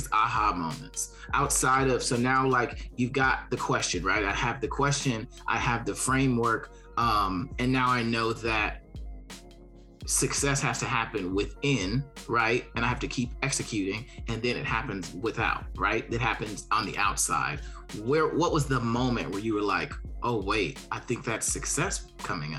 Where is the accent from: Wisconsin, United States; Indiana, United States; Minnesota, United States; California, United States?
Indiana, United States; Gary; moved away; I'm from Gary, Indiana